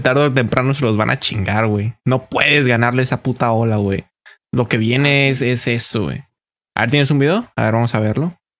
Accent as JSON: {"language": "Spanish", "country": "Mexico", "said": "nos la damos como mexicanos"}